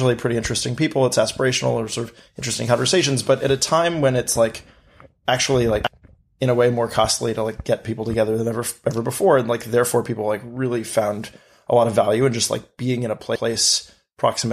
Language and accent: English; New York City, New York, United States; growing up in New York City